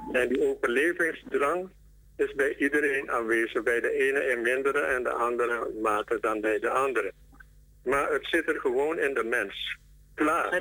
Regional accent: Suriname; wij als Surinamers, ongeacht onze verschillen en identiteit

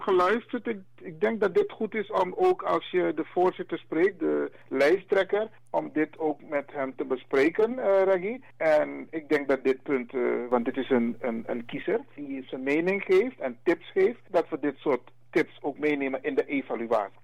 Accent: Suriname; Wij zijn Afro-Surinamers

